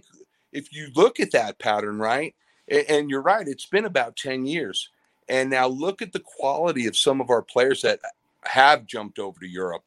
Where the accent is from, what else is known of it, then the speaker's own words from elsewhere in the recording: New York, United States; I'm originally from New York